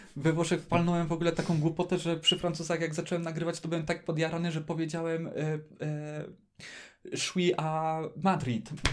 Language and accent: Polish; Poland; ktoś mówi w języku francuskim i to jeszcze Polak